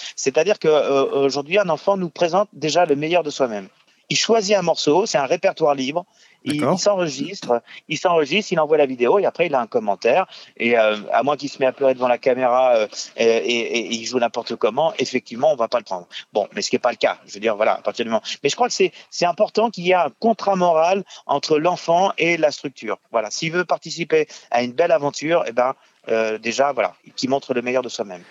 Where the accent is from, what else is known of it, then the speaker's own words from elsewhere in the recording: Tours, Centre-Val de Loire, France; also born or lived in Boulogne-Billancourt / Paris; j'ai fait euh, donc le conservatoire de Tours, puisque j'ai grandi à Tours